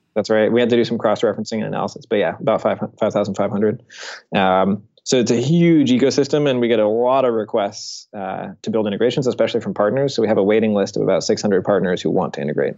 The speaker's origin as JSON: {"language": "English", "town": "Seattle", "region": "Washington", "country": "United States", "tie": "born or raised there", "said": "I grew up in Seattle and I worked at his rocket company, Blue Origin, as a high school intern."}